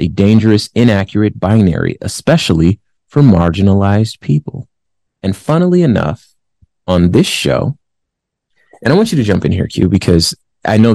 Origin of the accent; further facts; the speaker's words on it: California, United States; And my family's from California. I'm from California.